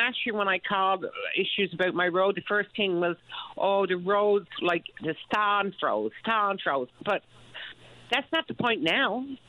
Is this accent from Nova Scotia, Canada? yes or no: no; Trinity Bay, Newfoundland and Labrador, Canada; moved away as an adult; I'm from Trinity Bay. I know what the roads is like.